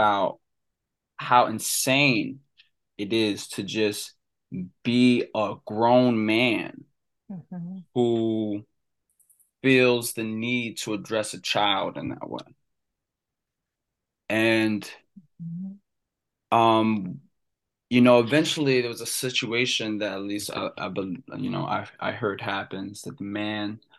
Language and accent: English; Cecil County, Maryland, United States; Growing up in Cecil County